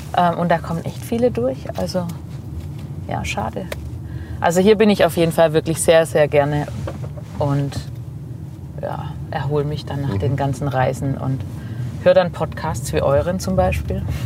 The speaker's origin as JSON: {"language": "German", "town": "Neckarsulm", "region": "Baden-Württemberg", "country": "Germany", "tie": "born or raised there", "accent": "Swabian", "lives_now": "Heilbronn, Germany", "said": "Bin aufgewachsen in Obereisesheim, Neckarsulm eigentlich und lebe aber seit 15, 16, 17 Jahren schon in Heilbronn."}